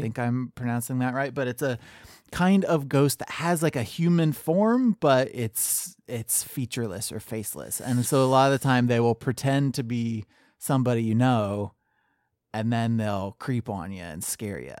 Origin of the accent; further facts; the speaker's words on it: Ohio, United States; I grew up in Ohio